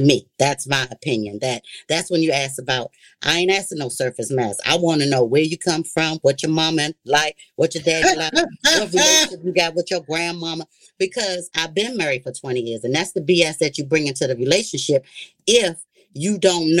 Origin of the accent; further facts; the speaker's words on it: Washington, District of Columbia, United States; I'm from the Washington, D.C. area